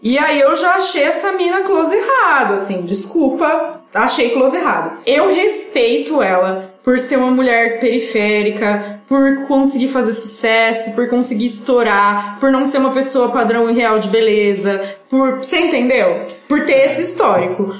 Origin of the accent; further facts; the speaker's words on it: São Paulo, Brazil; a gente é de São Paulo